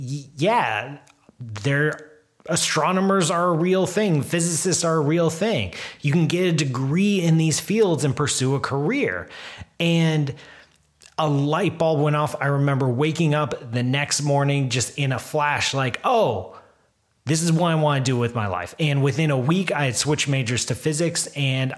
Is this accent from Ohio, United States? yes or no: yes; Columbus, Ohio, United States; I grew up in Columbus. I grew up as a kid going to a COSI